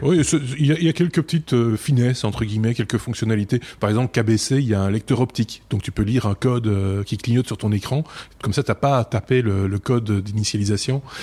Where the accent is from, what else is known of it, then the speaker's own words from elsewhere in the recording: Belgium; chez nous en Belgique